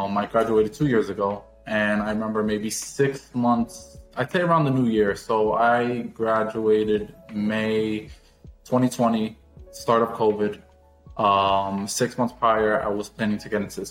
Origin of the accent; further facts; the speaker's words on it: New York, United States; moved away as an adult; now in Fort Lauderdale, United States; I'm 23 years old and I am from New York.